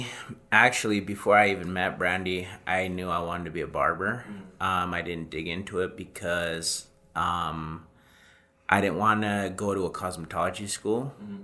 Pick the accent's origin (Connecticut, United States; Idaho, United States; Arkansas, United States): Idaho, United States; Rexburg; I'm from Rexburg.